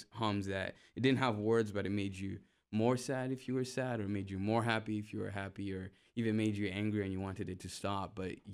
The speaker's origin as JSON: {"language": "English", "country": "Uganda", "moved": "as an adult", "lives_now": "United States", "said": "I'm from Uganda, and I've been in the USA now closing up to 10 years."}